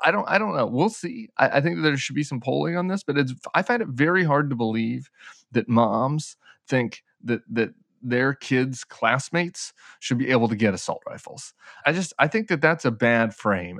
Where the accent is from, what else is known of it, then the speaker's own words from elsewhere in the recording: Colorado, United States; in Colorado, in my home state